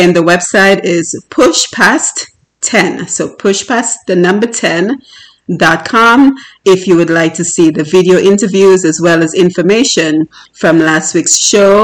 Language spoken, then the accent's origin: English; Dominica; moved away; growing up in Dominica and the challenges I myself faced